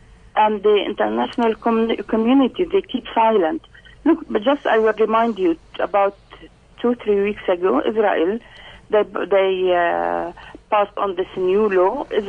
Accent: Lebanon; also born or lived in Tarshiha, Palestine (family village); I was born in Lebanon as a refugee.

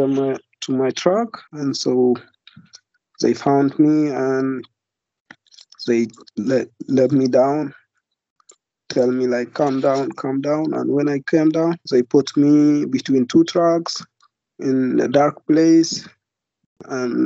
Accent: Darfur, Sudan; now in United Kingdom; I come from Darfur, and I'm 23 years old

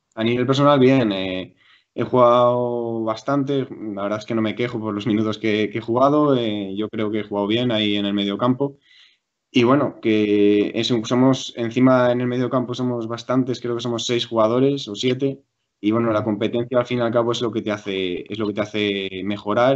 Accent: Valladolid, Castile and León, Spain; also born or lived in Madrid; yo nací en Madrid, pero me vine desde a los cinco años aquí a Valladolid

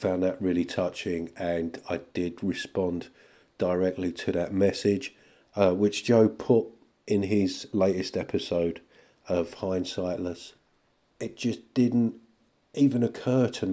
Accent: United Kingdom; being British

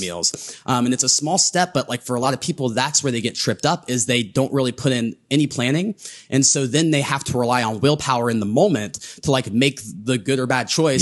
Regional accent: Southern Ohio, United States; growing up in Southern Ohio

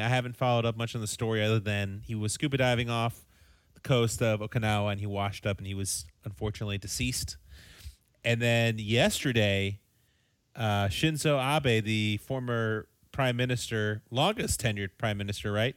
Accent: United States; we're American

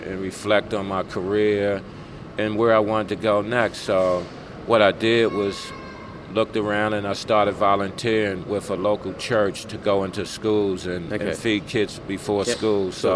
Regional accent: Baltimore, Maryland, United States; moved away as an adult; also born or lived in New Jersey / Brisbane, Australia; now in Australia; I was born in New Jersey, and from all reports, I think my mom and them said we hopped a train, they got on the train with us and moved down to Baltimore to my grandmother's house

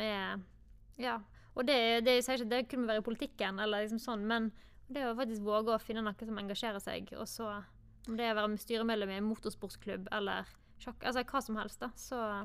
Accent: Austrheim, Vestland, Norway; jeg er jo fra Austrheim sjøl

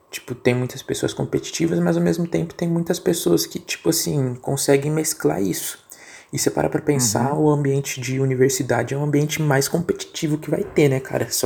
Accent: São Paulo, Brazil; Eu sou de São é... Paulo, irmão.

